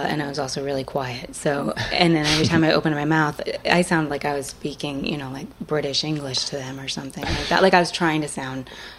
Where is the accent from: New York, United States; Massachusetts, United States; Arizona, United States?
Massachusetts, United States; Salem; Yep, I grew up in Salem, Massachusetts.